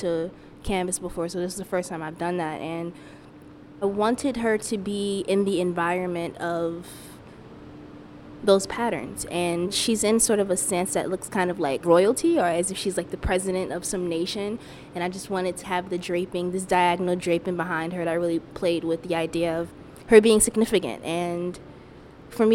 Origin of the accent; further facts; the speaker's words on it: East Orange, New Jersey, United States; I'm from East Orange